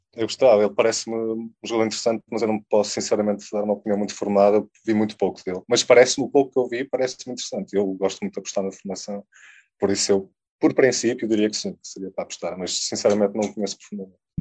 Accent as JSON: {"language": "Portuguese", "area": "a village near Porto", "region": "Porto District", "country": "Portugal", "tie": "born or raised there", "also_born_or_lived": "Lisbon", "said": "Eu cresci numa, numa aldeia perto do Porto"}